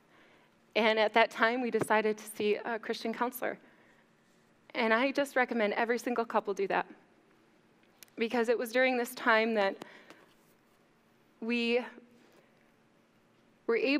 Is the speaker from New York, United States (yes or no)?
no; Mount Pleasant, Michigan, United States; moved away as an adult; also born or lived in San Diego, California; I was just graduating high school from Chippewa Hills